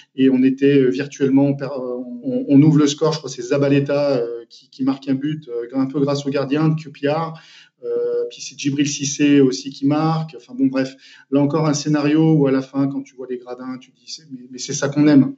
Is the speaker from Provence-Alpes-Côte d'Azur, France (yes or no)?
no; Saint-Étienne, Auvergne-Rhône-Alpes, France; moved away; also born or lived in Manchester; cette jeunesse justement à saint etienne de cette passion, parce que quand on est stéphanois